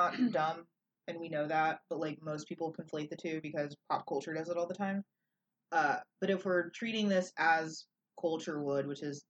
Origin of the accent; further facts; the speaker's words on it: Dallas-Fort Worth, Texas, United States; moved away; almost every other Catholic that isn't in San Antonio lives in my hometown in Dallas-Fort Worth.